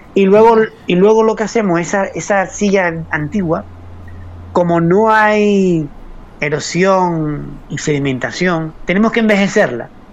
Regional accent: Arrecife, Canary Islands, Spain; also born or lived in Arrieta, Haría, Lanzarote; nací en Arrecife, aunque mi familia mm, venía del norte del, pueblo, eh, venía de Aría, de Aría y de Mague

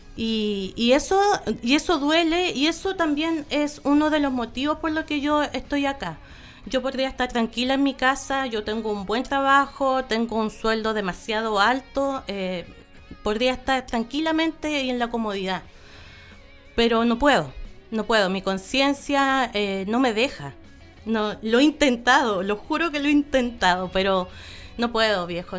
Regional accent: Coyhaique, Aysén, Chile; yo nací en Coyhaique. Yo, yo tengo los recuerdos de Coyhaique

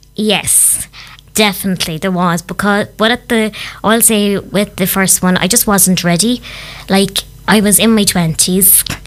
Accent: County Clare, Munster, Ireland; I am originally from County Clare

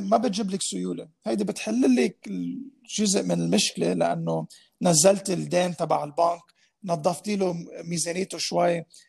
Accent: Lebanon

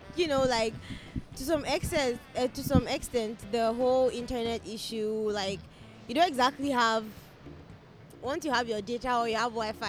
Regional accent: north, Nigeria; But basically, because I'm from the north, so I obviously know that accent.

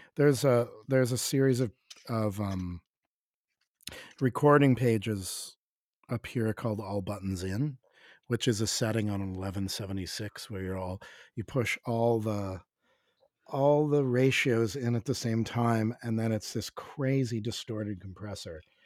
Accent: Canada; as a Canadian, as a Canadian

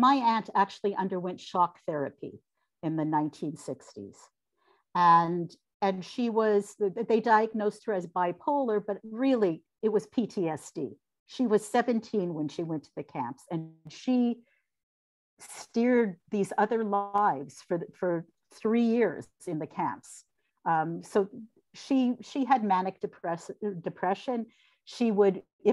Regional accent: London, Ontario, Canada; moved away as an adult; now in Toronto, Canada; the people I grew up with in London from the Jewish community

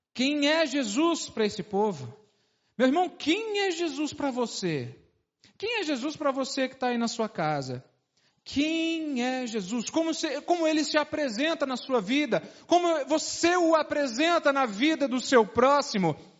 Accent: Brasília, Federal District, Brazil; also born or lived in Uberlândia; sou de Brasília

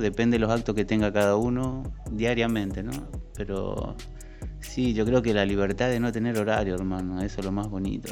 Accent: Argentina; moved away; soy de Argentina

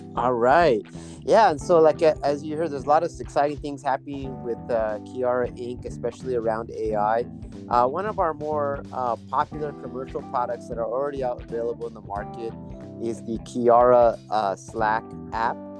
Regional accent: United States; moved away as an adult; now in Seoul, South Korea; I'm an American. I've been living in Korea for the past 10 years

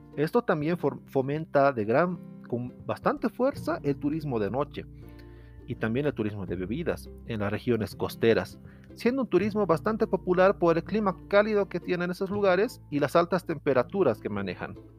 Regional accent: Potosí, Bolivia; yo soy de Potosí, Bolivia

